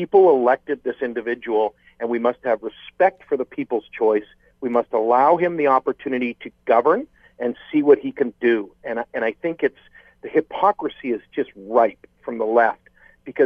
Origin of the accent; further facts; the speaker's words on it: West Coast, Canada; now in Toronto, Canada; born and raised on the West Coast